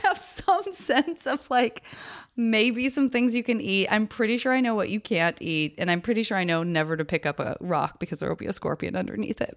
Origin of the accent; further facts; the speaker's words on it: Tucson, Arizona, United States; moved away; I'm from Tucson, and so we would always do what I now realize are, like, very Tucson things